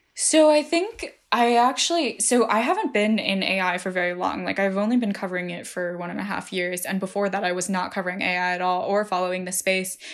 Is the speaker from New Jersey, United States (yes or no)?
yes; New Jersey, United States; I grew up in New Jersey